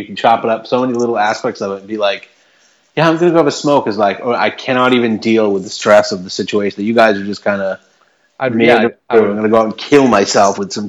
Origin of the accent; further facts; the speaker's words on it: Salem, Massachusetts, United States; my hometown of Salem, Mass.